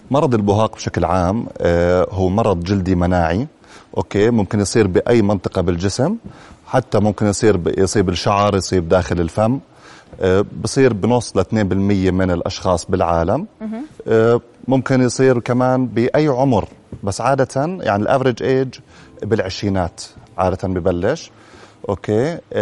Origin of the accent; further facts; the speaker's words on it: Jordan; عندنا بالاردن